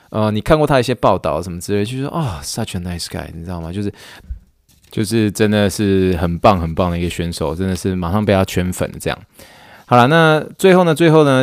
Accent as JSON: {"language": "Chinese", "country": "Taiwan", "tie": "born or raised there", "moved": "as an adult", "lives_now": "United States", "said": "土生土长的一个台湾长"}